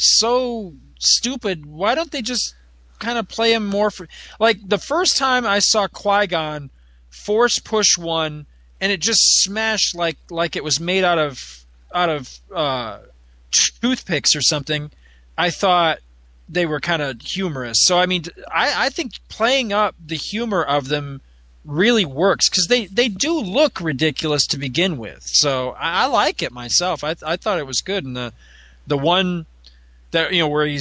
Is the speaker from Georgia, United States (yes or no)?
no; outside of Fort Drum, New York, United States; we grew up living outside of Fort Drum